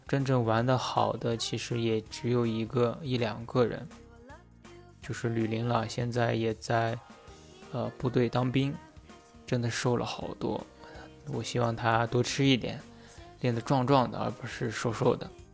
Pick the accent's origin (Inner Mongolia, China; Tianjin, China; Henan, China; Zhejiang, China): Inner Mongolia, China; Ordos; 我呢，是一个出生在内蒙古小城镇厄尔多斯的帅气男孩